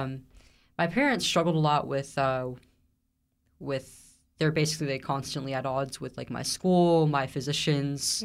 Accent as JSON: {"language": "English", "area": "Central Valley", "region": "California", "country": "United States", "tie": "born or raised there", "said": "I grew up in the Central Valley, California"}